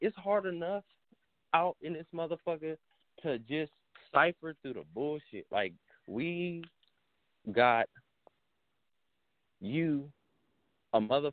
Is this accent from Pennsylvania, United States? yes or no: no; Oakland, California, United States; growing up in the inner city, I'm from Oakland